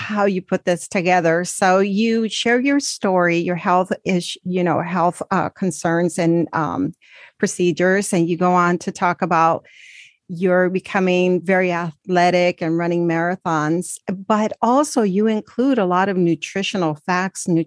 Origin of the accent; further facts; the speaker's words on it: Mexico; moved away; I come from Mexico